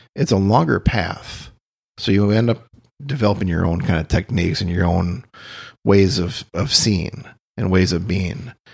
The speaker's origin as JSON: {"language": "English", "town": "Austin", "region": "Minnesota", "country": "United States", "tie": "born or raised there", "also_born_or_lived": "Boulder / Denver", "moved": "yes", "lives_now": "Key West, United States", "said": "I grew up in Austin, Minnesota"}